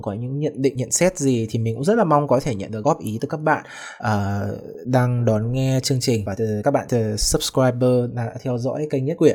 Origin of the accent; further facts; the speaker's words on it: Haiphong, Vietnam; mình thì là sinh ra tại Hải Phòng